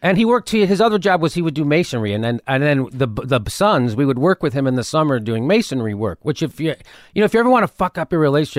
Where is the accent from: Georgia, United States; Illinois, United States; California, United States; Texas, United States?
Illinois, United States; Chicago; moved away as an adult; now in Los Angeles, United States; Born and raised Chicago.